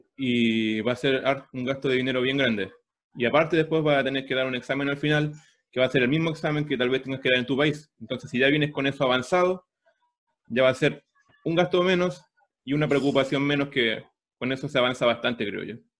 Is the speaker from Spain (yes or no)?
no; Chile; moved away as an adult; now in Toronto, Canada; yo era profesor de inglés en Chile, eh, trabajé dos años de profesor de inglés